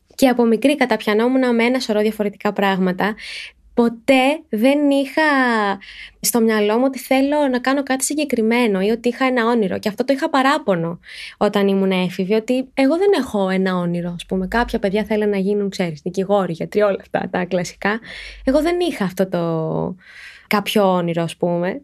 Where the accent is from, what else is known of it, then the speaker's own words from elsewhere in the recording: Athens, Attica, Greece; Γεννήθηκα και μεγάλωσα στην Αθήνα